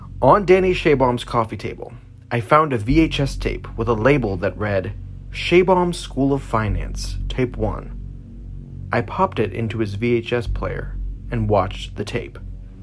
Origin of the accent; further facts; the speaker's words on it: Toronto, Ontario, Canada; born there; I was born on January 16th, 1973, in a Toronto hospital, a hefty 17 pounds.